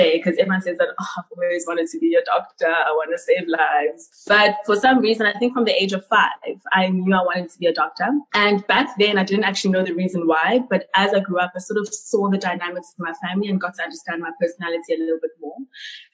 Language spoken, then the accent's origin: English; Ladysmith, KwaZulu-Natal, South Africa; also born or lived in Pietermaritzburg / Cape Town; I grew up in KwaZulu-Natal in KZN, a small town called Ladysmith.